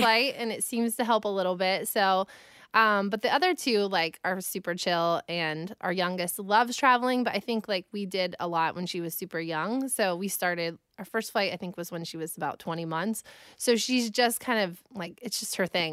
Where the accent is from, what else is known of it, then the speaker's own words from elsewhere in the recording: United States; I grew up in Amish country, so I kind of took my last name and ran with it